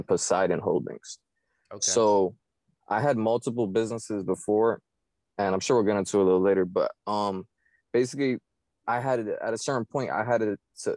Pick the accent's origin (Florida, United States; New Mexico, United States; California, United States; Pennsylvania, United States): Florida, United States; Miami; I was born and raised in Miami, Florida